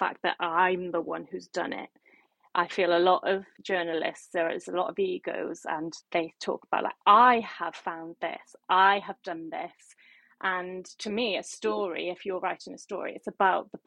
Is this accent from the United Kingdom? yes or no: yes; Barry, Wales, United Kingdom; moved away as an adult; now in London, United Kingdom; I'm from Barry Island, you know, it's a small town, but I did grow up near Cardiff.